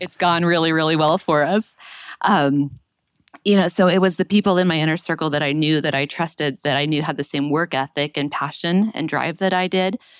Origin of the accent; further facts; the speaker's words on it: Utah, United States; moved away as an adult; also born or lived in Baltimore; I was born and raised in Utah, but living in Baltimore